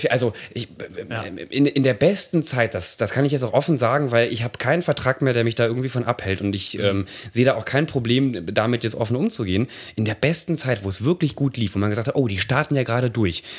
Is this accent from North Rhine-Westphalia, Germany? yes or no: yes; Nettetal, North Rhine-Westphalia, Germany; moved away